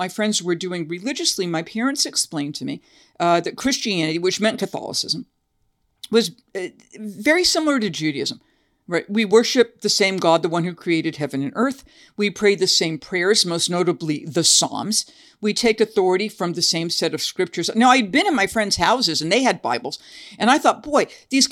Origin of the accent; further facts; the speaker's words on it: Massachusetts, United States; now in Tennessee, United States; I now live in Tennessee, but I grew up in Massachusetts